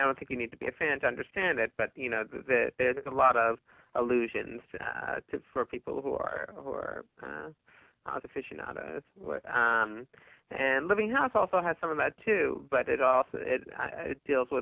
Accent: New Jersey, United States; also born or lived in Baltimore; now in New York, United States; I grew up in New Jersey.

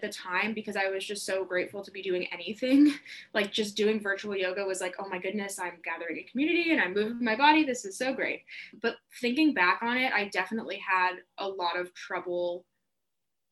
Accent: Atlanta, Georgia, United States; moved away as an adult; now in Boston, United States; I'm from Atlanta, Georgia, which is a pretty big part of my personality and my identity

